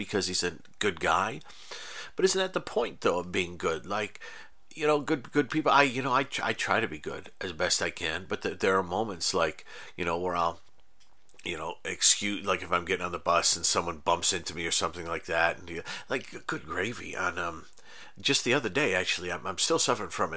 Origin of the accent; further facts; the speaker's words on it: United States; as a American guy, a white guy